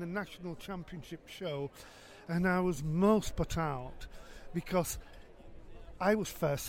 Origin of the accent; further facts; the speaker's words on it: Preston, North West England, United Kingdom; I'm from Preston in Lancashire.